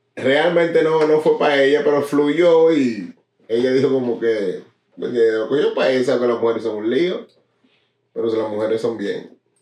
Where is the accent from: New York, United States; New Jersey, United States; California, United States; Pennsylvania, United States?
New Jersey, United States; Newark; represento Nual, Brick City.